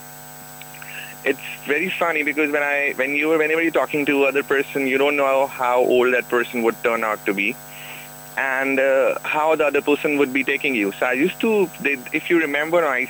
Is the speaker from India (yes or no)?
yes; India; as an Indian